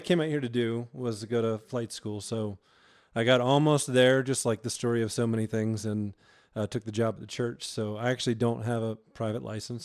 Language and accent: English; Georgia, United States; moved away as an adult; now in Colorado, United States; I was born and raised in Georgia and came out to Colorado